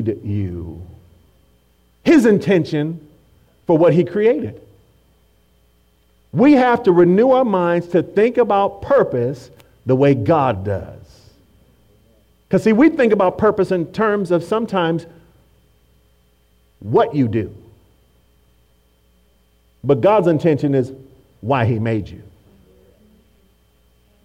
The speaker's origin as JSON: {"language": "English", "town": "Oakland", "region": "California", "country": "United States", "tie": "born or raised there", "said": "I became a Raider fan because I grew up in Oakland and I saw silver and black everywhere"}